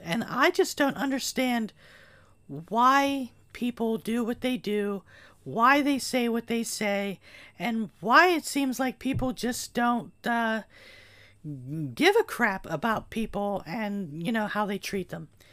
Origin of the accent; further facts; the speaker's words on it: Gallitzin, Pennsylvania, United States; moved away as an adult; also born or lived in Berwick, Pennsylvania; I am now back in my hometown of Gallitzin